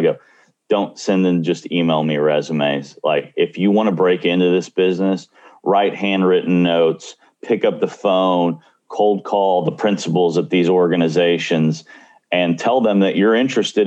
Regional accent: Mission, Texas, United States; I grew up in Tom Landry's hometown, which is Mission, Texas

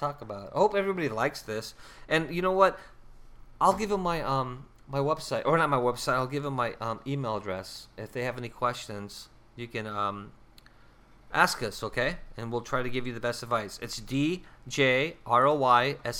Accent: California, United States; moved away as an adult; also born or lived in South Dakota; now in Minneapolis, United States; I grew up in California

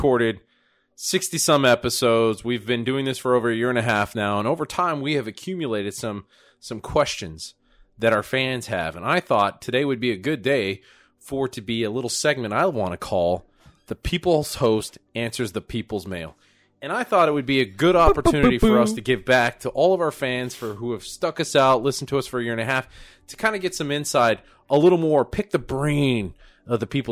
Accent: Wisconsin, United States; I'm from Wisconsin

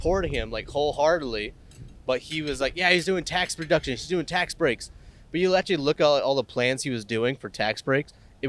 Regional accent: United States; when I was growing up in America

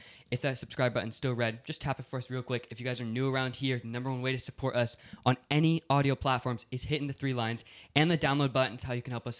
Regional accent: Los Angeles, California, United States; now in Northern California, United States; I grew up in Los Angeles

